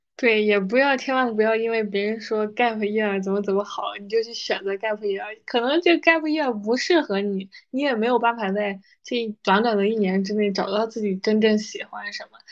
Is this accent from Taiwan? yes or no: no; China; 咱们就是中国人